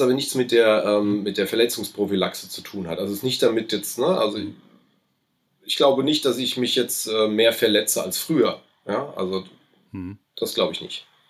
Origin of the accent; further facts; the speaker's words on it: Aschaffenburg, Bavaria, Germany; accent: between Hessian and Lower Franconian; Also ich fühle mich schon als Aschaffenburger, dementsprechend natürlich als Unterfranke, ähm, auch wenn wir den Slang so dazwischen haben, also zwischen Hessen